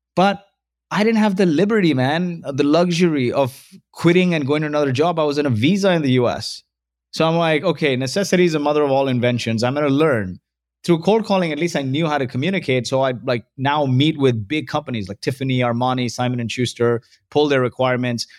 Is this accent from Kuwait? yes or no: yes; Kuwait; moved away; also born or lived in Mumbai, India; So, I was born in Kuwait. My parents are from India.